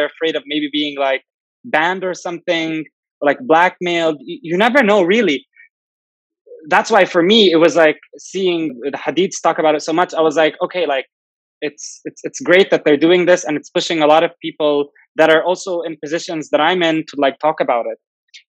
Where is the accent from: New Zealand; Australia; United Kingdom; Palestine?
Palestine; He's like, where are you from? And I was like, Palestine.